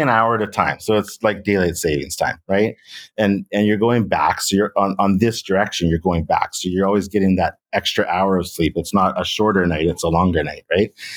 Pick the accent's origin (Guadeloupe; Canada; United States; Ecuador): Canada; as a Canadian who, you know, had to take some French when I was in school